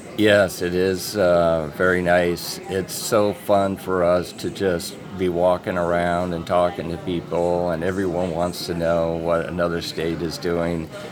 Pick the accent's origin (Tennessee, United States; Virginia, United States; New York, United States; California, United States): California, United States; Orange County; moved away as an adult; now in Fargo, United States; I'm originally from California, and I spent a lot of years seeing the changes